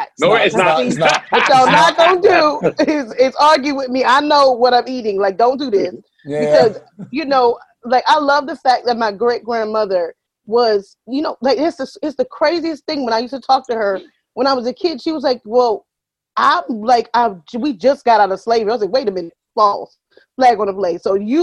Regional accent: the South, United States; I'm from the South, and my great-grandmother was a big proponent of understanding

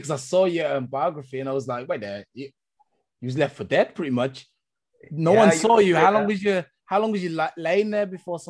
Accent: England, United Kingdom; now in Germany; So I'm from England. So most of my people I know from England, but we're also, you know, in Germany as well. So just international.

